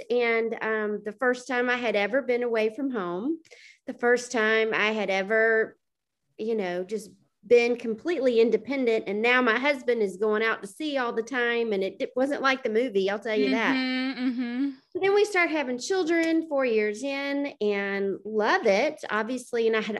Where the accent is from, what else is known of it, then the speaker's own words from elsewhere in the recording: Atlanta, Georgia, United States; I'm a native from Atlanta, Georgia, one of the very few that's a native, and grew up here and met my husband in college.